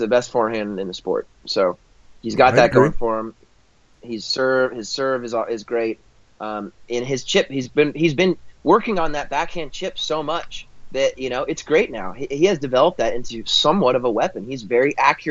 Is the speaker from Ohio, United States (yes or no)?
no; Oklahoma, United States; I'm from Oklahoma